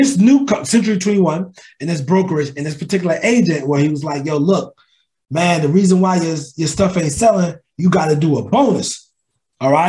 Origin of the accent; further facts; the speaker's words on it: New Jersey, United States; moved away as an adult; now in Charlotte, United States; I'm from New Jersey, born and raised.